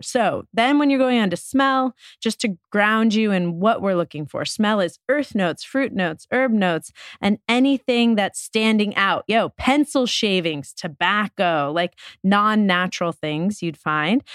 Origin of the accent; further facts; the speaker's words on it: New York, United States; growing up in New York